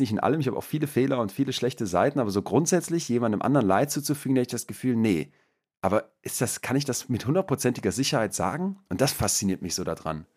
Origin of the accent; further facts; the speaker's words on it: Germany; als Deutscher